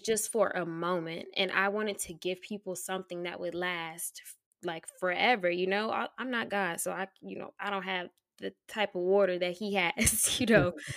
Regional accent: Tallahassee, Florida, United States; moved away as an adult; also born or lived in Atlanta, Georgia; born and raised in Tallahassee, Florida

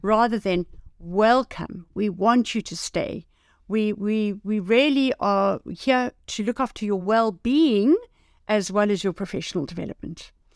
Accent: South Africa; as a South African

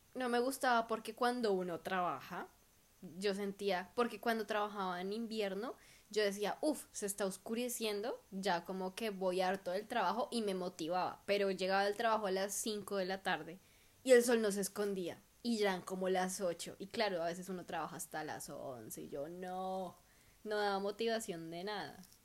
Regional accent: Bogotá, Colombia; now in Perth, Australia; nosotros rolos

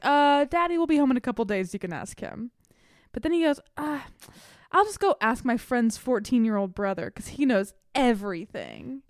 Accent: the South, United States; I grew up in the South

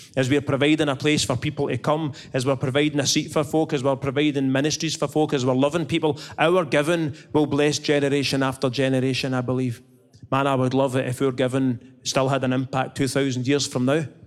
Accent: Scotland, United Kingdom; I'm Scottish.

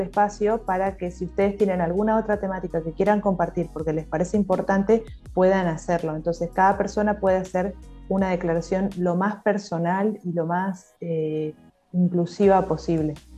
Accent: Argentina

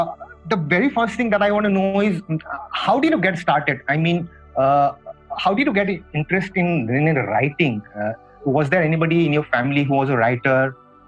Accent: Guwahati, Assam, India

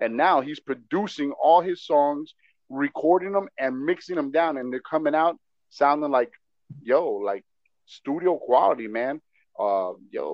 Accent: Miami, Florida, United States; also born or lived in Texas / Kendall; I was raised in Little Havana till I was 17. Okay. I grew up in Little Havana. I was born in Texas, moved over here when I was 8 months old

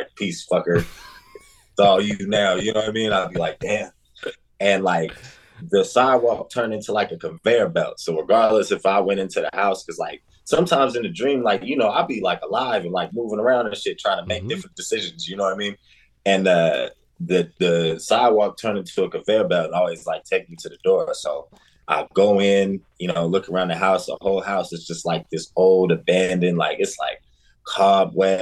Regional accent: Denver, Colorado, United States; now in Des Moines, United States; born and raised in Denver, Colorado, currently based in Des Moines, Iowa.

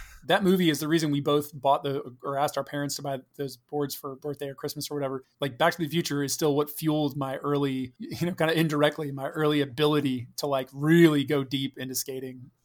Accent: Fredericksburg, Virginia, United States; we moved right before kindergarten to Stafford

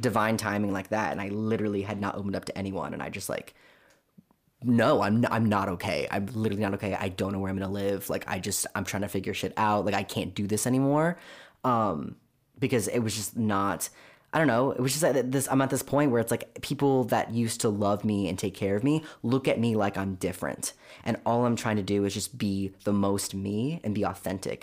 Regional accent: Orange County, California, United States; I grew up in Orange County

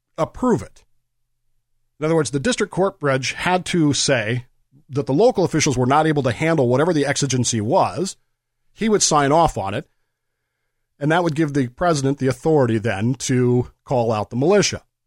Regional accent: United States; I'm a historian, I'm an American

